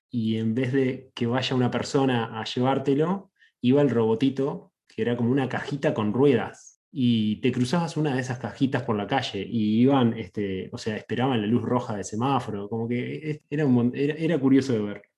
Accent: Uruguay; now in California, United States; soy de Uruguay, le agrego en Sudamérica

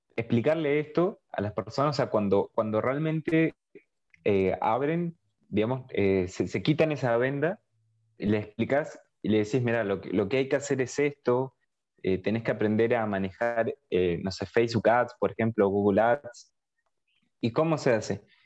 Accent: Argentina; Pero yo soy de Argentina

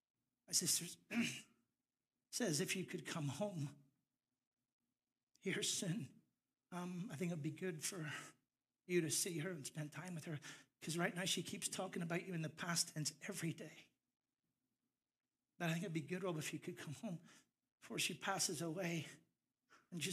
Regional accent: Larne, Northern Ireland, United Kingdom; moved away; my local minister back home in Larne, County Antrim, Northern Ireland. My accent's coming back

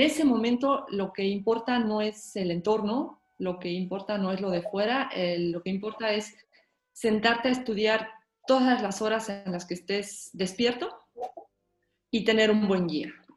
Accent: Mexico; also born or lived in Moscow, Russia; now in Colima, Mexico; yo nací en Moscú, Rusia, pero apenas cumplí los cinco años de edad cuando mi familia decidió mudarse a México

